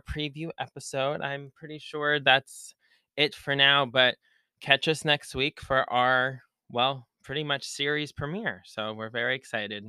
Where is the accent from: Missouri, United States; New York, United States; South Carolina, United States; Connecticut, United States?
New York, United States; Long Island; I'm from Long Island, New York.